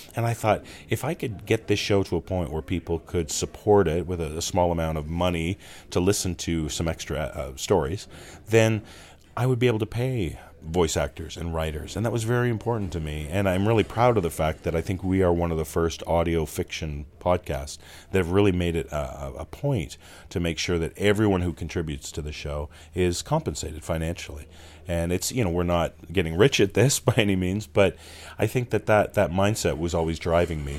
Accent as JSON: {"language": "English", "town": "Toronto", "region": "Ontario", "country": "Canada", "tie": "born or raised there", "said": "growing up in my hometown of Toronto, Canada"}